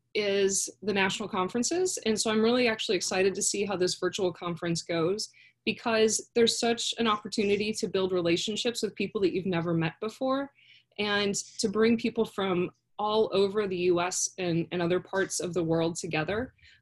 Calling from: Florida, United States; So, I'm actually in Florida for the next 5 weeks. I escaped DC.

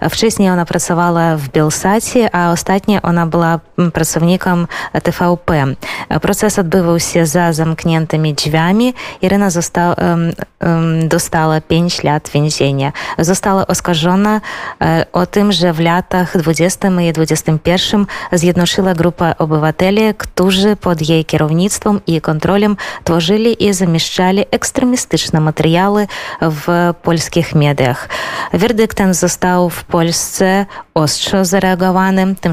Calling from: Vilnius, Vilnius County, Lithuania; E, u nas w Wilnie jest bardzo dobra pogoda to e, bardzo dziwne e, dla Litwy

